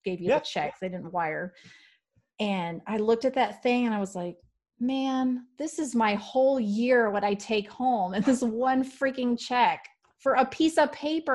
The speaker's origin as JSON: {"language": "English", "town": "Houston", "region": "Texas", "country": "United States", "moved": "yes", "said": "I'm from Houston originally"}